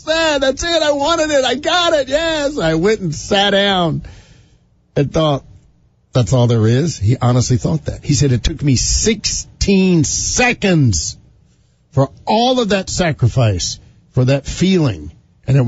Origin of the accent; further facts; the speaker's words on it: North Carolina, United States; moved away; my hometown in North Carolina